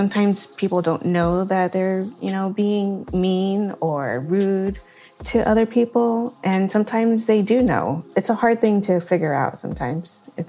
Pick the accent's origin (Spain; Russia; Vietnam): Vietnam; moved away; when I tell them, "Oh, I'm from Vietnam,"